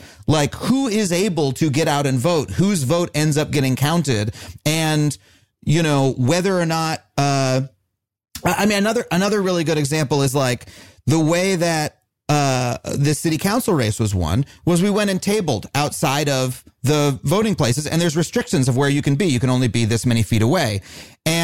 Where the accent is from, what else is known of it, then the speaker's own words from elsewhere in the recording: New York City, New York, United States; When I grew up in New York